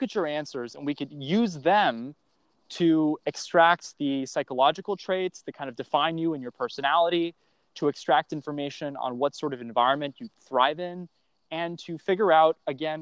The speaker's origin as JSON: {"language": "English", "town": "Cleveland", "region": "Ohio", "country": "United States", "tie": "born or raised there", "said": "I grew up in Ohio, near Cleveland"}